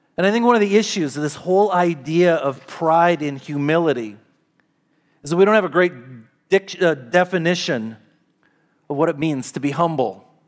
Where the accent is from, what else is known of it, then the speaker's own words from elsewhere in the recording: United States; to be Americans and to live in this country